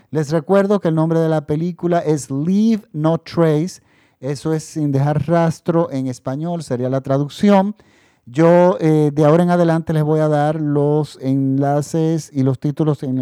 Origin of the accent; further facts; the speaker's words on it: Dominican Republic; Ya en mi país estamos en la República Dominicana, ya estamos en la normalidad, prácticamente todo el país está vacunado